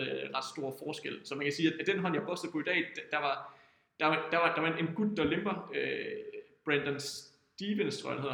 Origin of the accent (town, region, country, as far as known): Denmark